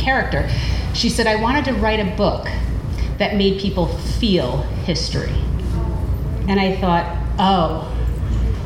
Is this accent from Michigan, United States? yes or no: no; Troy, New York, United States; I grew up in the Burg, as we call it